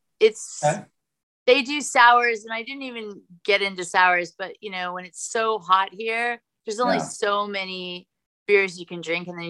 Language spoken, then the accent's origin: English; Los Angeles, California, United States; moved away as an adult; now in Austin, United States; I'm a Californian, so everybody, I came from